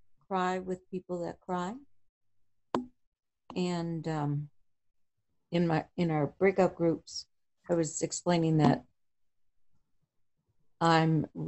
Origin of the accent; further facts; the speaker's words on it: Wisconsin, United States; now in Texas, United States; I'm from Wisconsin